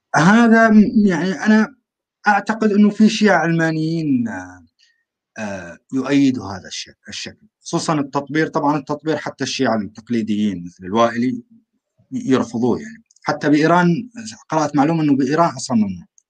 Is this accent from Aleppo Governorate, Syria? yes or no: yes; rural Aleppo, Aleppo Governorate, Syria; انا من سوريا